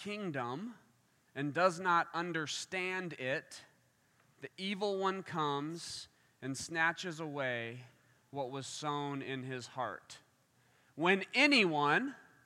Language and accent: English; Kansas, United States; now in Michigan, United States; I'm from Kansas